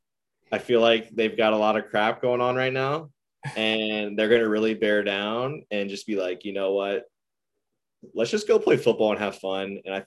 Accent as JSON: {"language": "English", "area": "New Orleans", "region": "Louisiana", "country": "United States", "tie": "born or raised there", "said": "I'm gonna go Saints and go with my hometown team."}